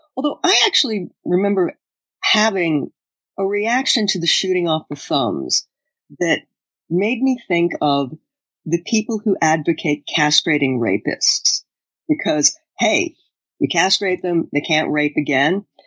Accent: United States; as an American

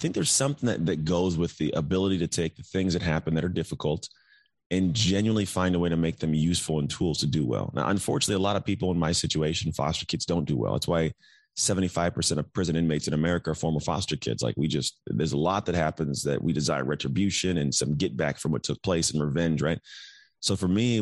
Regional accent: Antioch, California, United States; also born or lived in Martinez, California; now in Walnut Creek, United States; I was born in Martinez, and I grew up in a town called Antioch

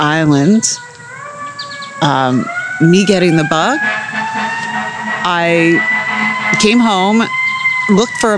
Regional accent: on the border of Greenwich, Connecticut, New York, United States; now in Annapolis, United States; Originally, I'm from New York, right on the border of Greenwich, Connecticut, New York. Just about an hour outside the city

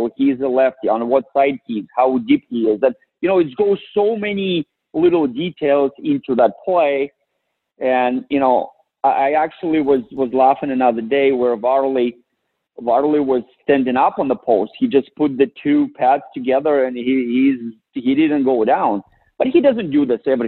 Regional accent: Russia; moved away; I went back and to my hometown

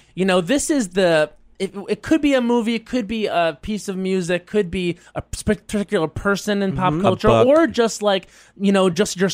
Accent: Long Island, New York, United States; growing up on Long Island, that really formed me.

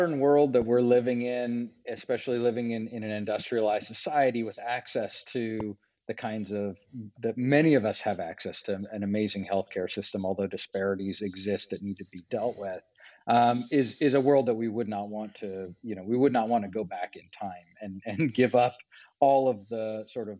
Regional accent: Los Angeles, California, United States; moved away as an adult; also born or lived in Arizona; I grew up in the Los Angeles area

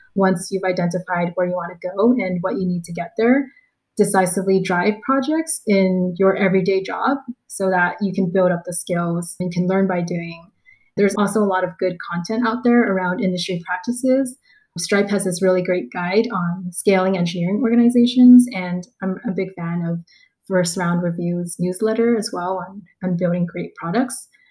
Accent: Los Angeles, California, United States; moved away as an adult; also born or lived in San Francisco / New York; now in Southeast Asia; I grew up in a pretty small neighborhood in Los Angeles

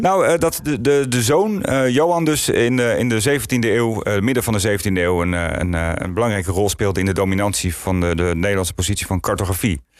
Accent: Netherlands

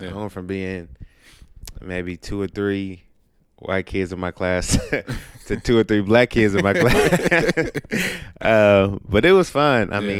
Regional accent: Inglewood, California, United States; also born or lived in Palmdale; I grew up in Inglewood, California. Then I moved to Palmdale, California, for like my last year of middle school and in high school.

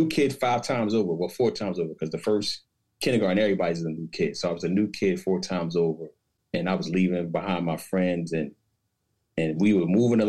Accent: Paterson, New Jersey, United States; also born or lived in Newark, New Jersey / Trenton, New Jersey / East Windsor, New Jersey; I'm originally from Paterson, New Jersey. So I spent my early childhood from birth to 12 between Paterson.

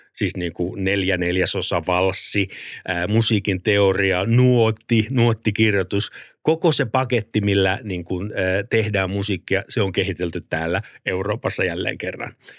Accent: Helsinki, Uusimaa, Finland; olen siis Maunulasta, Pohjois-Helsingistä ja lähin musiikkiluokka, kun mennään yläasteelle, on Oulukylässä.

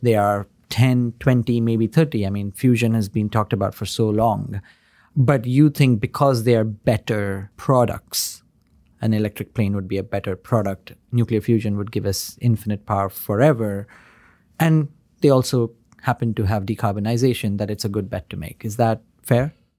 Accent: India; moved away; Deepinder and I grew up in India

